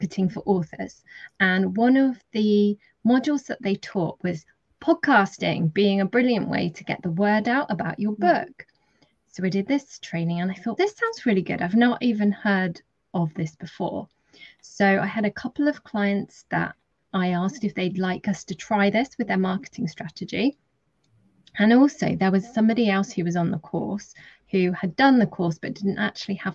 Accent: Dorset, South West England, United Kingdom; also born or lived in London; I'm from Dorset, so I've jumped around a bit from London to Dorset in the UK quite a bit.

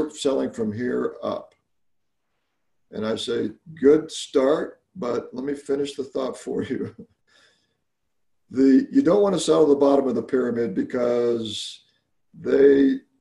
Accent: Alabama, United States; moved away; I actually grew up in Alabama of all places.

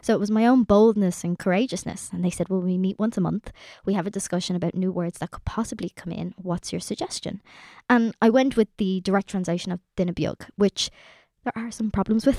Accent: Ireland; us as Irish people

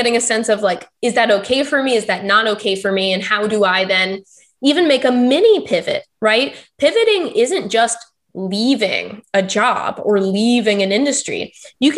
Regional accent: Texas, United States; also born or lived in Pittsburgh; now in Florida, United States; I'm from Texas

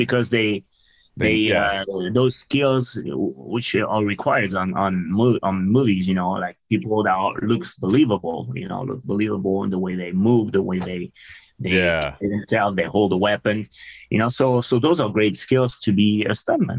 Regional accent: France; English is a second language; moved away as an adult; also born or lived in Seattle; I'm originally from France.

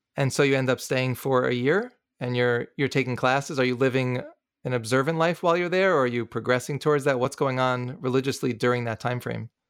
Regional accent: New City, New York, United States; I grew up in Rockland County, New York, in a town called New City

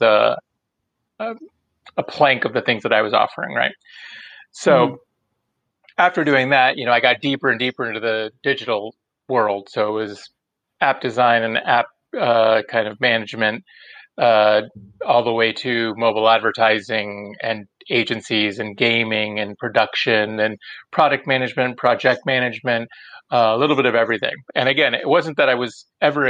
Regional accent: San Antonio, Texas, United States; moved away as an adult; now in New York City, United States; I'm originally from Texas, San Antonio to be exact, and moved to New York City about almost, I guess it's just past 19 years now

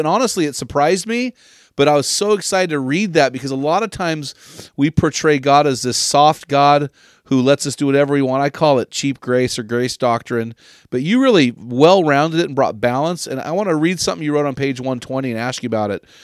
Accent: San Luis Obispo, California, United States; my hometown of San Luis Obispo

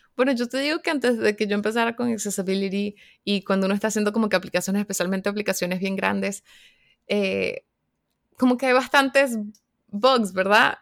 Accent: Caracas, Capital District, Venezuela; now in North Carolina, United States; yo soy de Caracas, Venezuela, pero ahorita estoy viviendo en Carolina del Norte, en los Estados Unidos

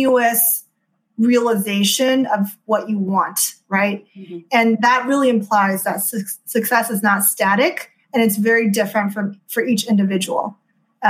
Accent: Houston, Texas, United States; moved away as an adult; also born or lived in China / East Coast, United States; now in California, United States; I grew up in Houston, Texas

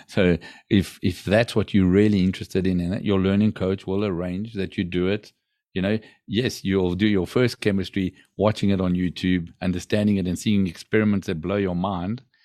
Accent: South Africa; now in Portugal; I grew up in South Africa

